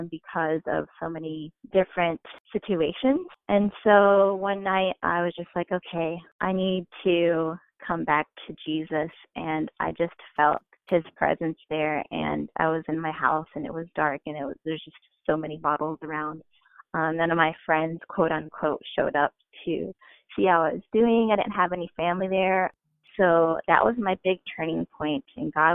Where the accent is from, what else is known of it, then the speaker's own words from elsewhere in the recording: Indiana, United States; moved away as an adult; also born or lived in San Francisco Bay Area; growing up in Indiana, I grew up in a household